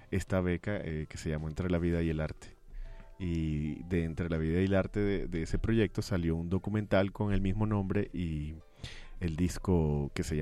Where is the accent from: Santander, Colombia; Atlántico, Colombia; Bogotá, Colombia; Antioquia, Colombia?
Atlántico, Colombia; Barranquilla; moved away; Yo nací en Barranquilla. Barranquilla, Colombia. Sí, es eh, la costa caribe de Colombia, eh, crecí viendo el mar desde muy pequeño.